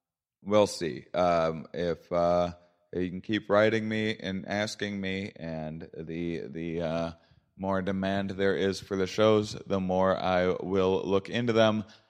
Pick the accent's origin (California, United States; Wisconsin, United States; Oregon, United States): Wisconsin, United States; La Crosse; La Crosse, Wisconsin, my hometown